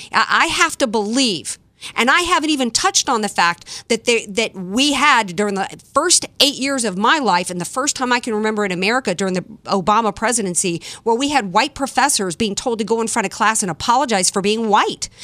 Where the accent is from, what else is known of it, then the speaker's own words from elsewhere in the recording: Deep South, United States; moved away; I was born and raised in the Deep South